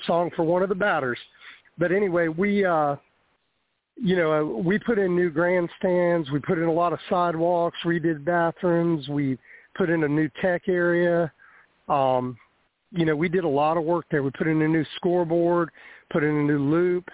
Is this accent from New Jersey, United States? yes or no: yes; New Jersey, United States; now in Florida, United States; We came from New Jersey